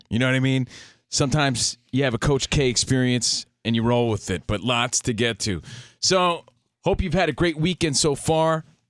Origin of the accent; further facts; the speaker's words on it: East Coast, United States; now in Los Angeles, United States; But, yeah, we're from the East Coast out here in the mean streets of L.A., ready to talk some sports and nonsense.